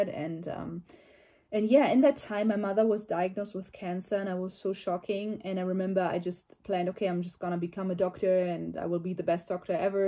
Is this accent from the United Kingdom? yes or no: no; Germany; I'm from Germany